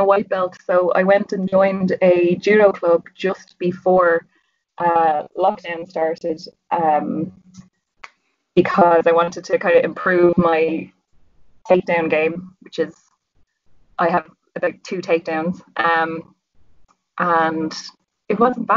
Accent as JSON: {"language": "English", "town": "Dublin", "region": "Leinster", "country": "Ireland", "said": "I'm from Dublin. Living in Milltown here."}